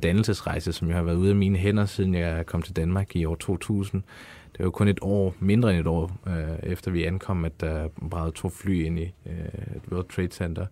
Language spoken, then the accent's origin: Danish; Afghanistan; now in Denmark; Jeg er fra Afghanistan.